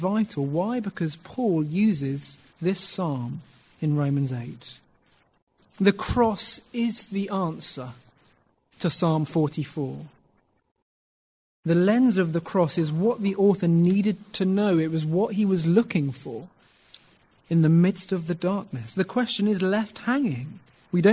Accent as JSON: {"language": "English", "country": "United Kingdom", "said": "being British"}